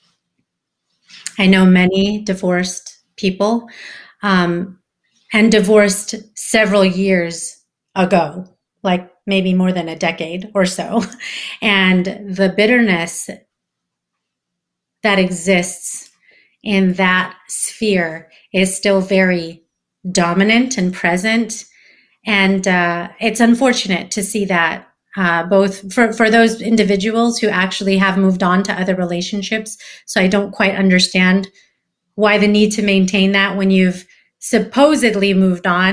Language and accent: English; San Francisco, California, United States; I live in California. I see a lot of crappy things happening here in my hometown, San Francisco